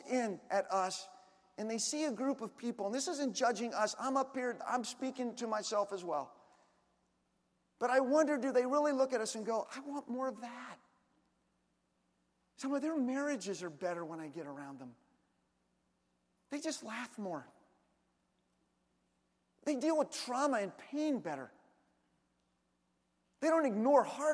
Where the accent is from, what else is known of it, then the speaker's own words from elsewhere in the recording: Washington, District of Columbia, United States; moved away; I'm originally from Washington, D.C.